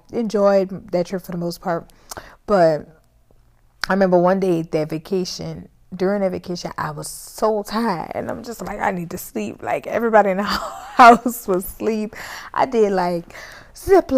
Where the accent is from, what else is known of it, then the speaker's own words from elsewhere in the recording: New Orleans, Louisiana, United States; I'm from New Orleans